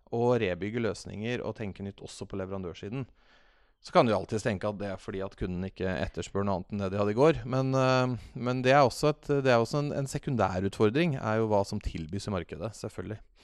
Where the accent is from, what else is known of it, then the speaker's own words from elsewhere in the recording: Fredrikstad, Østfold, Norway; now in Oslo, Norway; Jeg er fra Fredrikstad